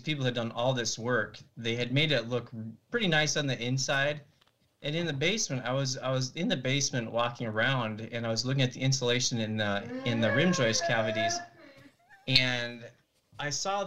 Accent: Montana, United States; also born or lived in Nebraska / Washington; now in Madison, United States; I grew up in Montana

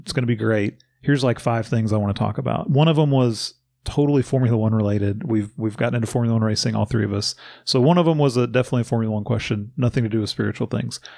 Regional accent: Bowling Green, Kentucky, United States; now in Louisville, United States; I grew up in Bowling Green, about an hour and a half south of Louisville

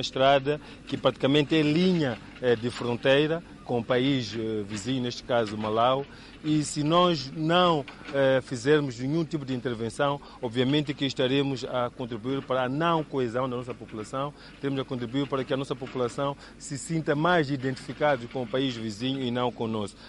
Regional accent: Mozambique; nossa identidade como moçambicanos

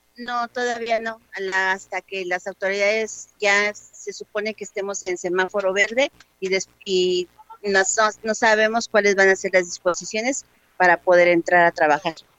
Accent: Mexico City, Mexico; also born or lived in Santa Cruz; nací en Santa Cruz, me llegó al y llegué a los seis años a la Vicente Guerrero

